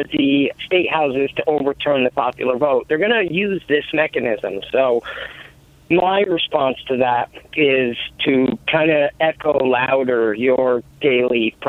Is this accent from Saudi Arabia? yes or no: no; New York, United States; now in Pennsylvania, United States; I'm a New Yorker living in Pennsylvania